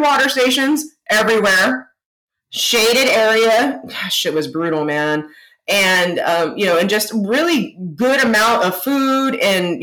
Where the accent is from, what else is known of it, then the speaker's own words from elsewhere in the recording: Texas, United States; We grew up in Texas